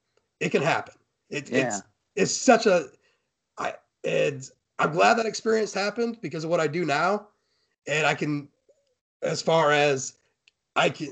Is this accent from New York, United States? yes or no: no; Fort Wayne, Indiana, United States; I'm from Fort Wayne